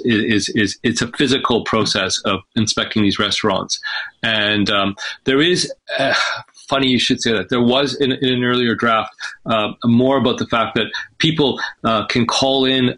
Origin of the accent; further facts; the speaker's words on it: British Columbia, Canada; also born or lived in Egypt; it's also the province that I'm from. I was raised in British Columbia